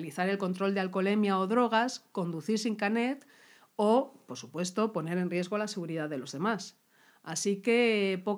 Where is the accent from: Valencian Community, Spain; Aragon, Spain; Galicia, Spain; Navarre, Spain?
Navarre, Spain; me tomé unas cosas típicas, pues porque soy una enamorada de mi tierra. ¡Aupa Navarra!